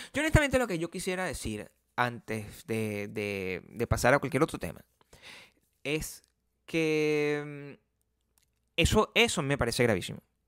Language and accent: Spanish; Paraguaná, Falcón, Venezuela; accent: generic paraguanero; moved away; also born or lived in Caracas